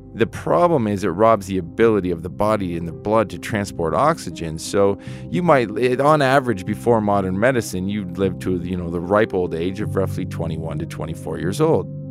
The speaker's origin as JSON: {"language": "English", "country": "Canada", "moved": "yes", "lives_now": "Colorado, United States", "said": "being Canadian"}